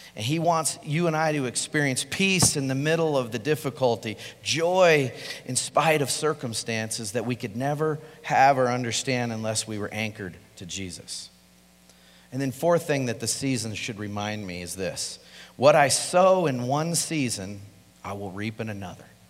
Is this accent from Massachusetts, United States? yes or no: no; Colorado, United States; I'm from Colorado. I'm a native, born and raised here.